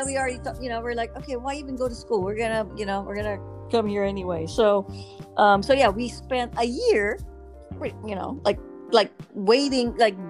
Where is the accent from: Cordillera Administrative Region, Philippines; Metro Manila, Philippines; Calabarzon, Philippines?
Metro Manila, Philippines; Manila; now in Los Angeles, United States; because I grew up in Manila, so you can get around pretty much without a car.